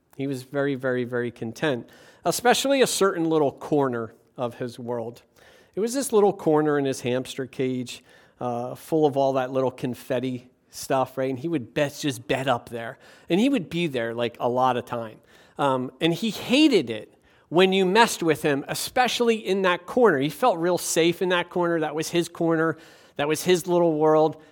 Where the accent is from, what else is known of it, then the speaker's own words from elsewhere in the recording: Levittown, Pennsylvania, United States; the town over from my hometown in Levittown, Pennsylvania